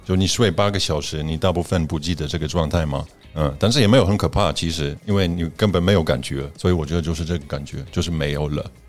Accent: Poland; Chinese is a second language; now in Taiwan; 那我相信我们在波兰长大的人

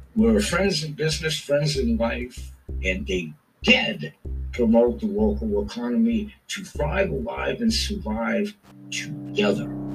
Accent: Portland, Maine, United States; my own community, my hometown, where I grew up, the rich heritage that Portland, Maine has

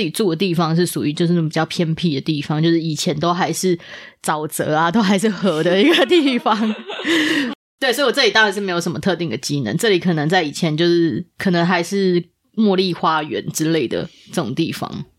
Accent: Taipei, Taiwan; 我就是在，在这里长大

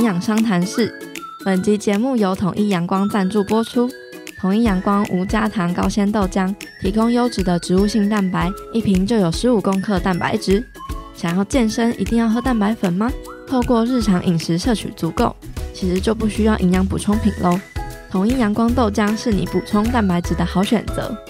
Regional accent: Qiaotou, Kaohsiung, Taiwan; 像我刚刚分享，我在桥头，就我家乡嘛，我跟那些长辈哈，一定要讲台语

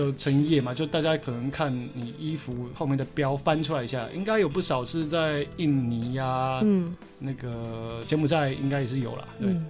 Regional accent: Taiwan; accent: Taiwanese accent (in English); 我们的英文有台湾腔

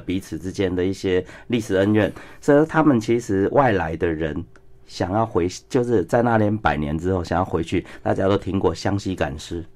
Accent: Taiwan; 像我们台湾人

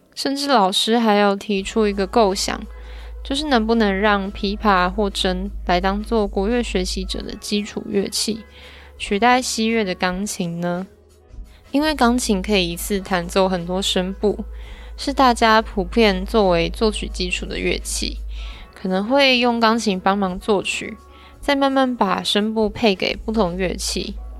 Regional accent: Kaohsiung, Taiwan; 我也是高雄人

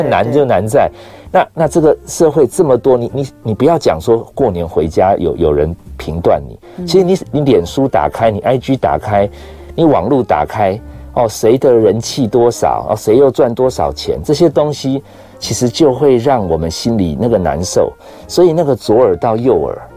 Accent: Taiwan; 从小到大，我很确定我就在台湾长大，我没有去过外面

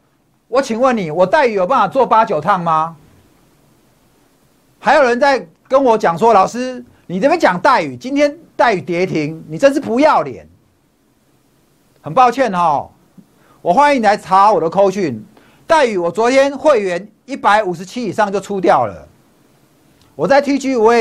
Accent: Taipei, Taiwan; also born or lived in Hsinchu; 我是台北长大的，我在台北夜市长大的。好，我从小是夜市人生的生活。我大学去读清大，我就在新竹了。

